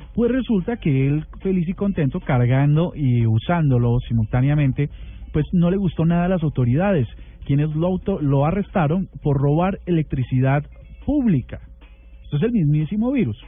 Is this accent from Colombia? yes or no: yes; Colombia; nuestra hermosa patria Colombia